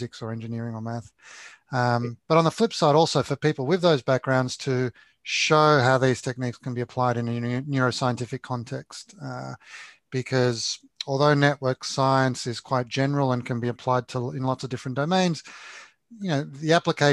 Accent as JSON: {"language": "English", "country": "Australia"}